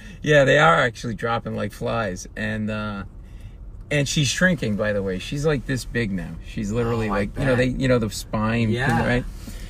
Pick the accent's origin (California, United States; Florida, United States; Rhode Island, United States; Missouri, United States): Rhode Island, United States; And we're New England guys. Grew up an hour from each other, probably. I grew up in Rhode Island, grew up in Boston